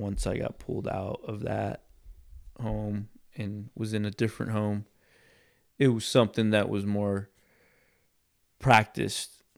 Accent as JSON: {"language": "English", "region": "Texas", "country": "United States", "tie": "born or raised there", "said": "I grew up in Texas"}